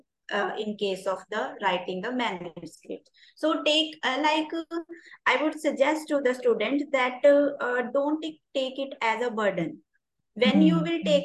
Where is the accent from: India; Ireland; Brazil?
India